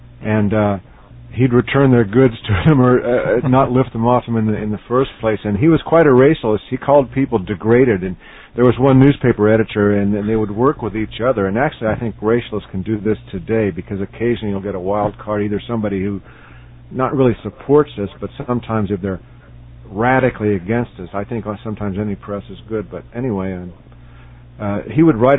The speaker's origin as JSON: {"language": "English", "region": "Missouri", "country": "United States", "said": "I'm from Missouri"}